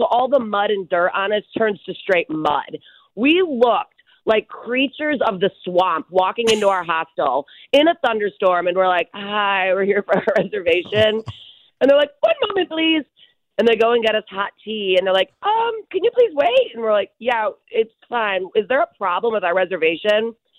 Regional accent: Barrington, United States; I have, too, my whole life growing up in Barrington. I'm fairly familiar with horseback riding.

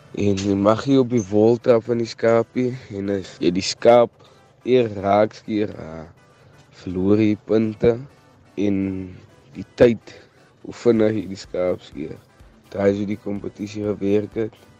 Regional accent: Groot Drakenstein, Western Cape, South Africa; Ek is van Groot Drakensberg, Meerles Boesburg

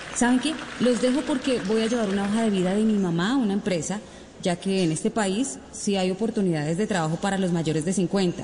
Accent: Colombia; así somos los colombianos

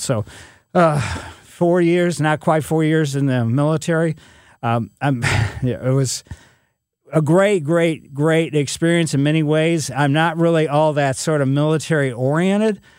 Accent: Ellisville, Missouri, United States; also born or lived in St. Louis, Missouri; Growing up in Ellisville

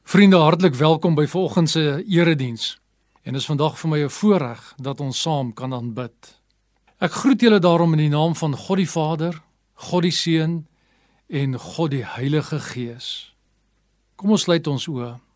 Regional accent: South Africa; also born or lived in Pretoria; Baie van ons as Afrikaners is grootgemaak

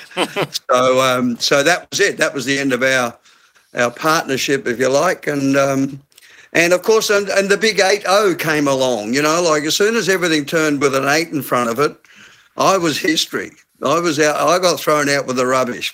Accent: Glasgow, Scotland, United Kingdom; moved away; I'm from Glasgow

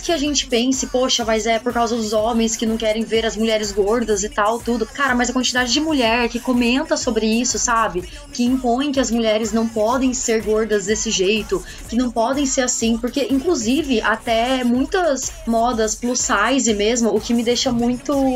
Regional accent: Pindamonhangaba, São Paulo, Brazil; moved away; quando eu morava lá em Pinda, né, que eu sou de Pindamonhangaba, né, interior de São Paulo

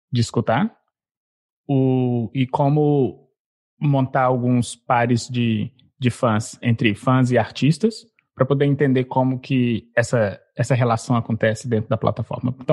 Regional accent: Belo Horizonte, Minas Gerais, Brazil; moved away; sou nascido em Belo Horizonte. Eu nasci e cresci em Belo Horizonte, estudei em Belo Horizonte. Atualmente eu moro fora do Brasil

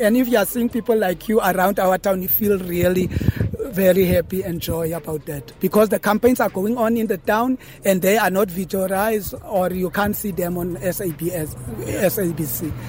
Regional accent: Britstown, Northern Cape, South Africa; Yes, I was born here at this town, Britstown. I'm from Britstown.

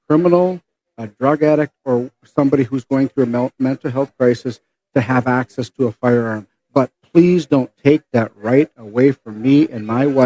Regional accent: Hermantown, Minnesota, United States; my headquarters in my hometown of Hermantown

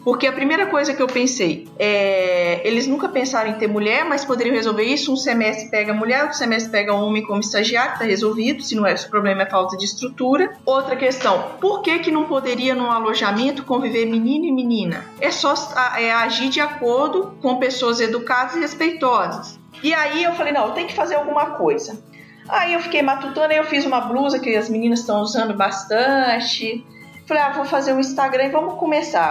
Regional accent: Baixo Guandu, Espírito Santo, Brazil; moved away as an adult; also born or lived in Viçosa, Minas Gerais; now in Sinop, Brazil; eu sou do interior do Espírito Santo, sou de Baixo Guandu.

